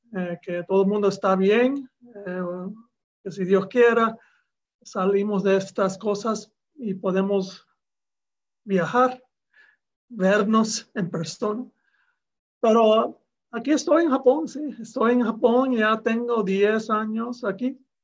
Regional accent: Miami, Florida, United States; now in Japan; Yo nací en Miami

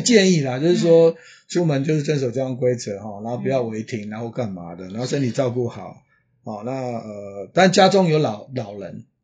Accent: Taiwan; 因为我们台湾人是说，呃，你当波当，波吹当嘛哈

